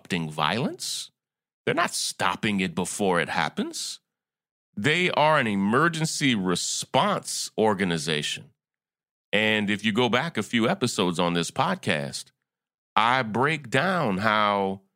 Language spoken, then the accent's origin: English; United States; as an American